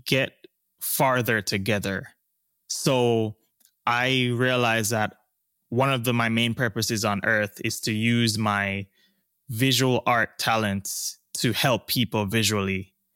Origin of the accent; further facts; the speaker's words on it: Jamaica; also born or lived in East Coast, United States; now in Los Angeles, United States; I'm Jamaican